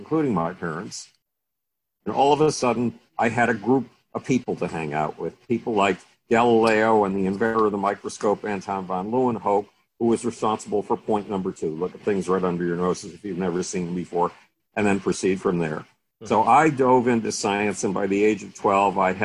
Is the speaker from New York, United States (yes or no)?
yes; Buffalo, New York, United States; moved away; I grew up in Buffalo, New York